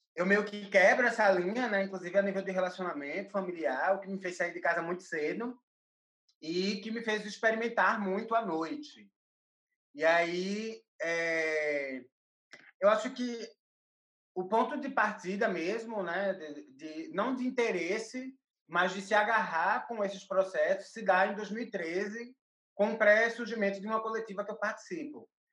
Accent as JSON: {"language": "Portuguese", "town": "Recife", "region": "Pernambuco", "country": "Brazil", "moved": "yes", "lives_now": "São Paulo, Brazil", "said": "eu sou de Recife, moro em São Paulo"}